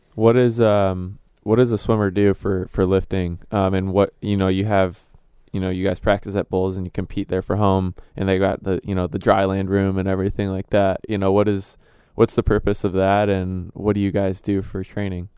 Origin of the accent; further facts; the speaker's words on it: Illinois, United States; moved away; I'm from Illinois